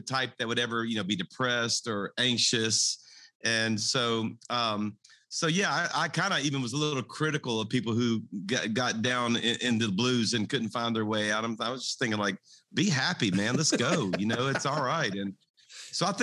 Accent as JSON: {"language": "English", "region": "South Louisiana", "country": "United States", "tie": "born or raised there", "said": "I was raised in South Louisiana. I'm a Cajun"}